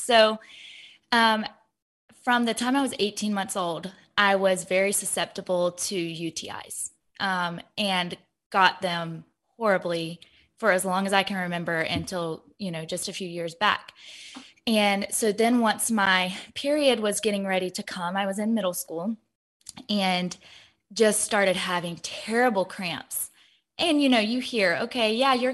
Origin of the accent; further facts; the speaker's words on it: Georgia, United States; also born or lived in Ohio; I'm 26 years old, and I am from Georgia